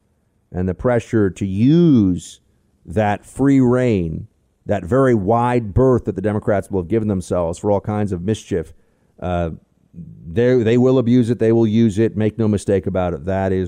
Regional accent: Arizona, United States; I'm born and raised in Arizona. Arizona's always been a conservative-leaning place.

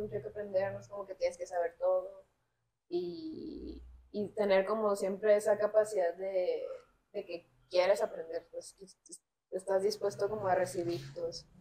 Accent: Culiacán, Sinaloa, Mexico; Nací en Culiacán, Sinaloa, este, en el noroeste del país

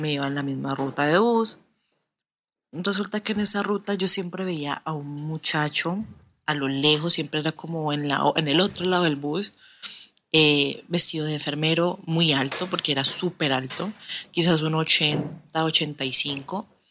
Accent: Cali, Valle del Cauca, Colombia; soy de Colombia, de la ciudad de Cali.

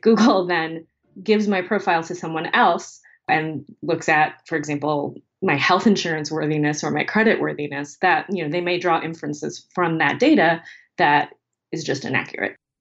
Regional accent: United States; as an American

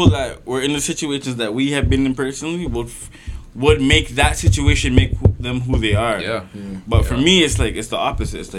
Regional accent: Toronto, Ontario, Canada; like I grew up in Scarborough, but I was born on his street

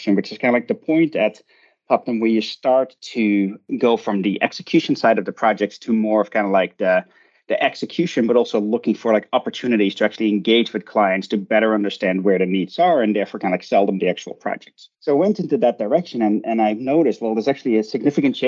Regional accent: Netherlands; moved away as an adult; also born or lived in Glasgow, United Kingdom; now in United States; I grew up in the Netherlands and I did my undergraduate in international management there

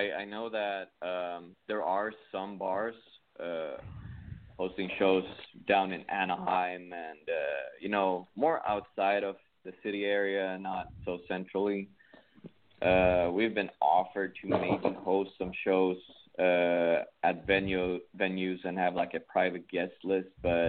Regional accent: Sweden; English is a second language; moved away as an adult; now in United States; So I came here from Sweden about 4 years ago.

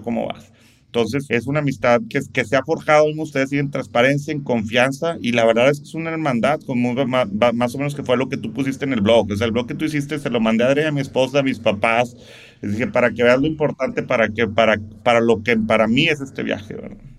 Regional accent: Monterrey, Nuevo León, Mexico; soy regio, soy de Monterrey, soy rayado

